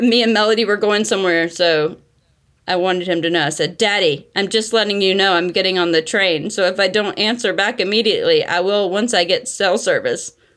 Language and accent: English; North Carolina, United States; accent: Southern; moved away as an adult; now in Brooklyn, United States; I'm from North Carolina, too